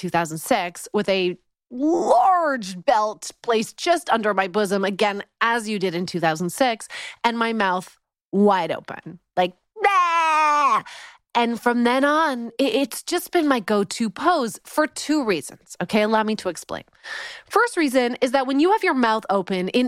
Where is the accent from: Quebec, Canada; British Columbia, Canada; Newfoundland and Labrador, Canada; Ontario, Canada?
British Columbia, Canada; Vancouver; born or raised there; moved away as an adult; now in Los Angeles, United States